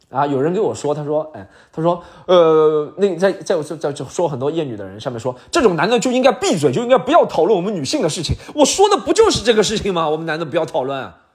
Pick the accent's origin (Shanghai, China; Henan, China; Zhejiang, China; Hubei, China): Shanghai, China; 以前我们作为上海人